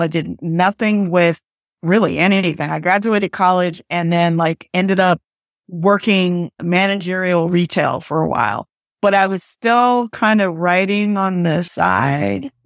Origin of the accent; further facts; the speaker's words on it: United States; also born or lived in Port Arthur, Texas; now in Pasadena, United States; I grew up on the East Coast in New York and New Jersey.